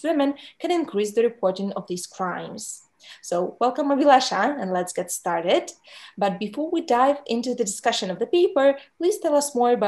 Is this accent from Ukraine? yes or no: yes; Ukraine; I grew up in Ukraine.